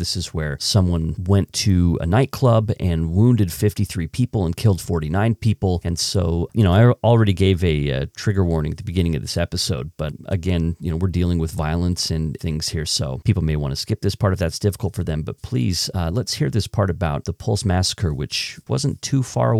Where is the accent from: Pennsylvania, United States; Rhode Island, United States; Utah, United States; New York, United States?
Utah, United States; I grew up here in Utah where there's a fairly robust gun culture